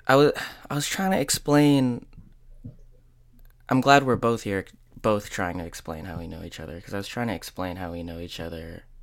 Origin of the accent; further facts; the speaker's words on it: United States; it's like my hometown.